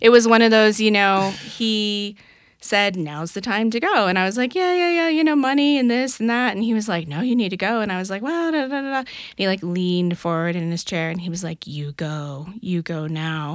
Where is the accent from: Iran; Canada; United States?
United States; Colorado; moved away as an adult; also born or lived in East Coast; I grew up in Colorado